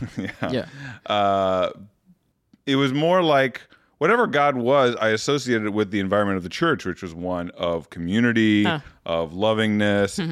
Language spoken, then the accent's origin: English; Muskegon, Michigan, United States; moved away as an adult; also born or lived in Toledo, Ohio / Grand Rapids, Michigan; now in Chicago, United States; I started fourth grade in Muskegon when he moved to that church. So lived half my childhood in Toledo, mm-hmm. half in uh, Muskegon